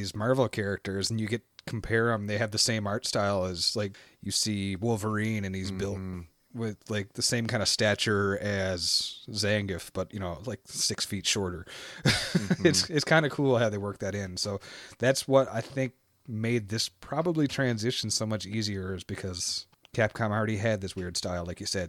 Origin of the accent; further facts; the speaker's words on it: Canada; Canadian, yeah, Canadian spelling.